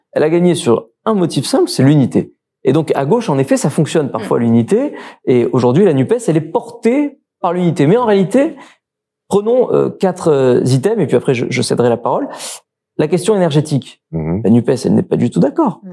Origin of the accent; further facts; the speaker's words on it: Marseille, Provence-Alpes-Côte d'Azur, France; en tant que Marseillais